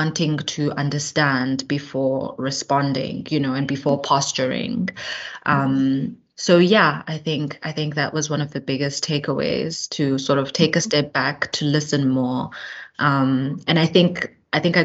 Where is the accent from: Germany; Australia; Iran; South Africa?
South Africa; Johannesburg, Gauteng; also born or lived in Eastern Cape; I spent a little bit of time in the Eastern Cape, in a rural sort of semi-township in the Eastern Cape, and then moved later on to Johannesburg, where I did my schooling